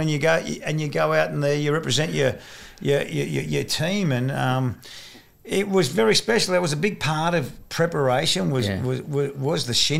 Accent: New South Wales, Australia; born there; I was born in New South Wales.

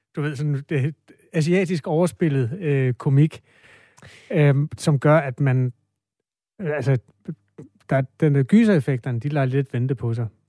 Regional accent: Denmark; jeg er også fra Danmark, hvor vi underspiller alle følelser

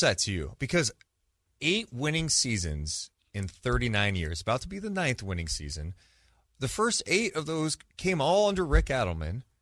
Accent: Sacramento, California, United States; we're both born and raised in Sacramento

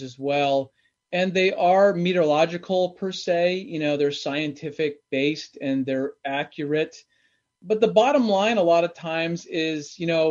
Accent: East Coast, United States; moved away; also born or lived in Sacramento; I grew up in the East Coast

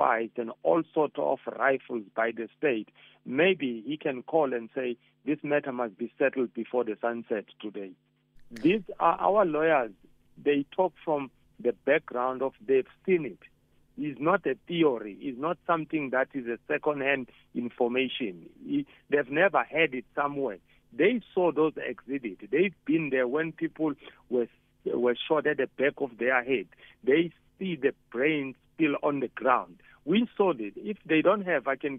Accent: South Africa; as South African

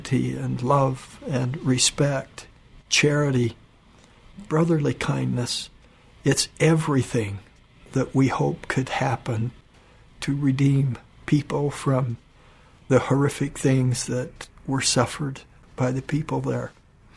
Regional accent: Cache Valley, Utah, United States; also born or lived in Japan; when I was a young boy myself, growing up in Cache Valley.

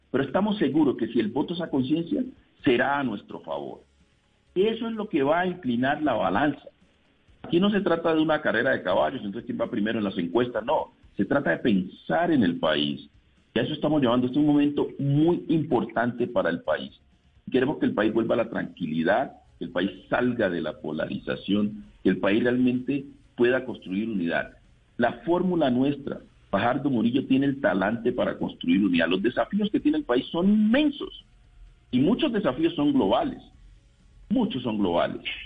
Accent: Andagoya, Chocó, Colombia; estuve en, en Andagoya, mi pueblo

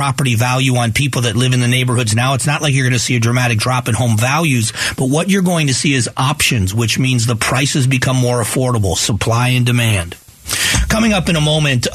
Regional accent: Fort Myers, Florida, United States; moved away; I grew up in Fort Myers, Florida

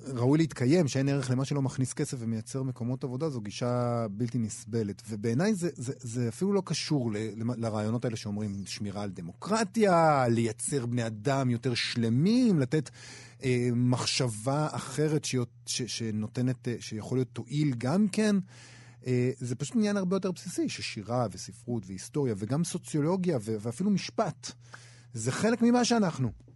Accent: Rehovot, Central District, Israel; גדלתי במכון ויצמן בתור ילד

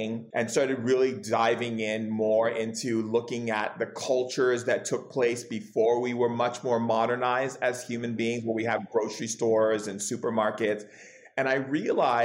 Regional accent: Hawaii, United States; also born or lived in California; I grew up in Hawaii and California

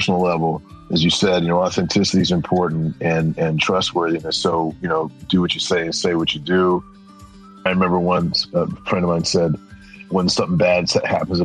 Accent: Washington, District of Columbia, United States; moved away as an adult; also born or lived in Prince George's County, Maryland; I'm a product of Chocolate City, Washington, D.C., in the 60s and 70s.

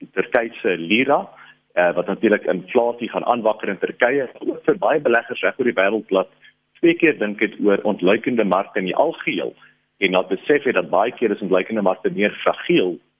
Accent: South Africa; ons as Suid-Afrikaners

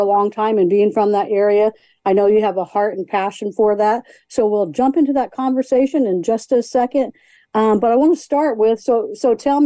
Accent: Danville, Illinois, United States; that was kind of my old stomping ground, too, having grown up in South Danville

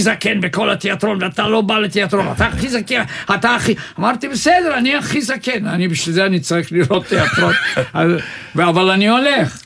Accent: Sofia, Sofia City, Bulgaria; also born or lived in Jaffa; now in Israel; אני נולדתי בסופיה

